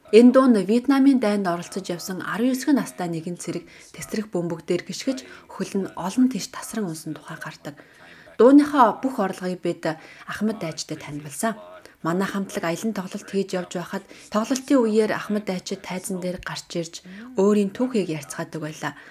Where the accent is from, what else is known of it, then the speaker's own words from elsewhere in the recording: Mornington, Victoria, Australia; Намаг баг байхад Австральд Ансаки өдрийг их л өргөн тэмдэглэдэг байсан юм. Би Mornington-д төрж өссөн.